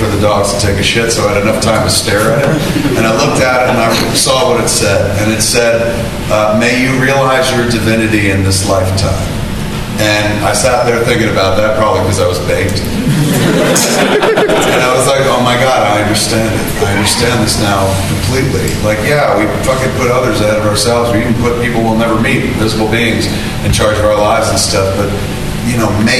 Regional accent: New Jersey, United States; I'm from New Jersey. We live in the shadow of New York at all times

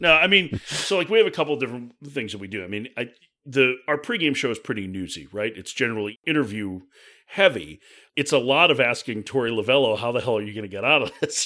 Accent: Chicago, Illinois, United States; I grew up in Chicago

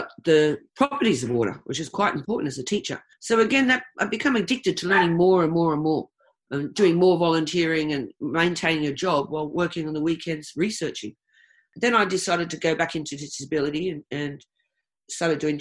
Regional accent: Australia; moved away as an adult; also born or lived in United Kingdom; I'm Australian

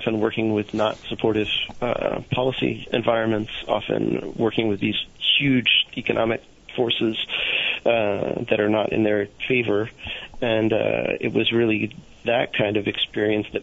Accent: Northeast Kingdom of Vermont, United States; I'm from the Northeast Kingdom of Vermont

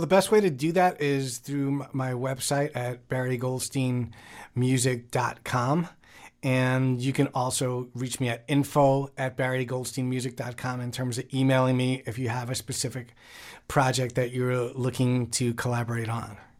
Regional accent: New York, United States; I grew up in New York, and in the Bronx

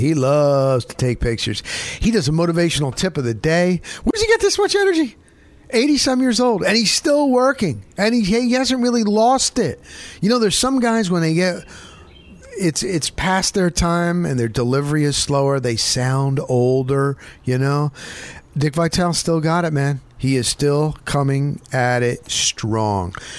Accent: Northern New Jersey, United States; I grew up in New Jersey, Northern New Jersey

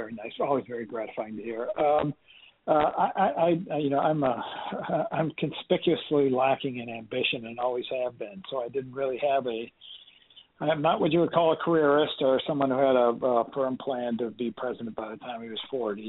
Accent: Iowa, United States; moved away as an adult; also born or lived in Washington, D.C. / New York; I grew up in Iowa, and it's rather colder in the wintertime

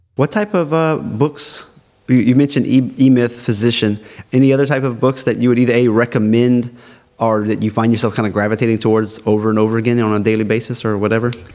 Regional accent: South Louisiana, United States

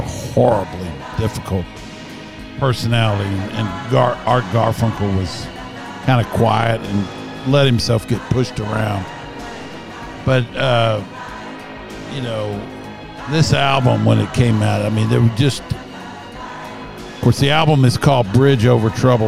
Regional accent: the South, United States; I'm a Southerner, always will be.

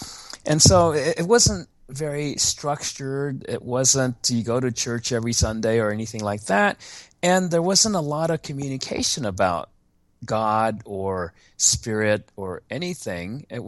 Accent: Japan; born there; I was born in Japan, but I was born on an American military base there because my father was in the army during the Korean War

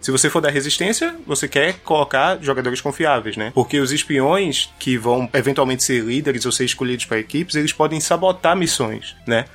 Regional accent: Pernambuco, Brazil; eu sou de Pernambuco

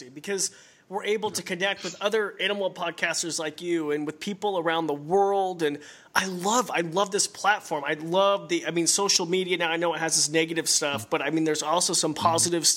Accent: Idaho, United States; I'm from Idaho, so we don't have a lot of pizza places

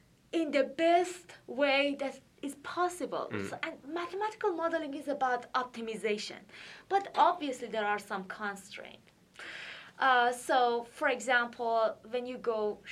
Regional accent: Iran; moved away as an adult; also born or lived in Athens, Ohio, United States; now in United States; I'm originally from Iran, and I did my PhD in Ohio University in Athens

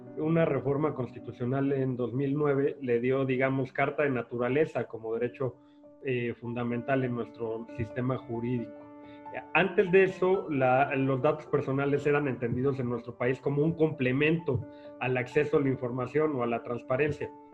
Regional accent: Mexico; estuve en un despacho de abogados que es, que es conocido en nuestro país, Basham y Correa

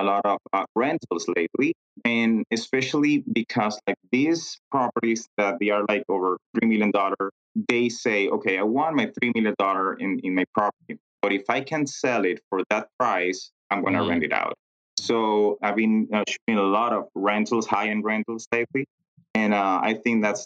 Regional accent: Venezuela; moved away as an adult; now in United States; I'm originally from Venezuela. And then I moved to the U.S. 10 years ago

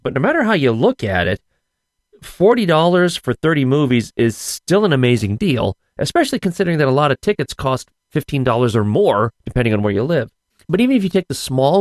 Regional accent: Scranton, Pennsylvania, United States; accent: Scrantonian; my Scrantonian accent

